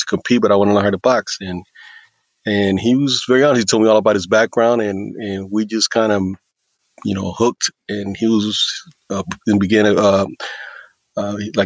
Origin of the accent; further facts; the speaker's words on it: East Coast, United States; also born or lived in Puerto Rico / Texas / Houston; I was born in Puerto Rico, mostly raised in the United States. I lived in the East Coast for a while. Moved to Texas